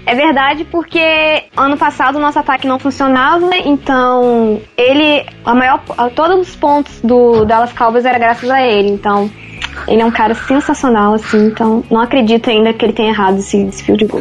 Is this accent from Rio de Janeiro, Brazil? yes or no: yes; Resende, Rio de Janeiro, Brazil; eu sou de Resende